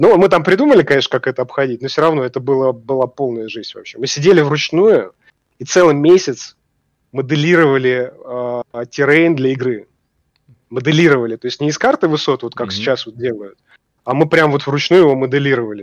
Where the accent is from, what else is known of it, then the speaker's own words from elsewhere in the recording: Russia; мы из России